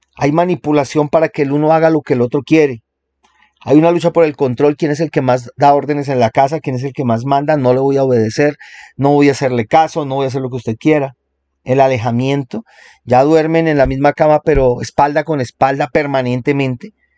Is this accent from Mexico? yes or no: no; Colombia; aquí en mi país, en Colombia